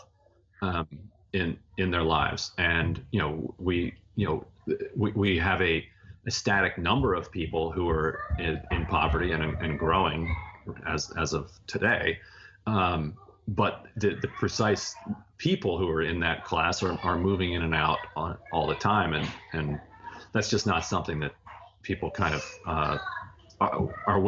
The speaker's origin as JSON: {"language": "English", "region": "Eastern Shore of Maryland", "country": "United States", "tie": "born or raised there", "said": "I grew up poor on the Eastern Shore of Maryland, which is a really rural, really rural part of the state"}